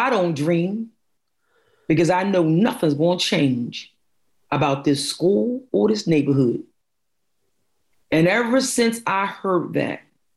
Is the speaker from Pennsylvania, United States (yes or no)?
yes; Philadelphia, Pennsylvania, United States; I was born and raised in North Philadelphia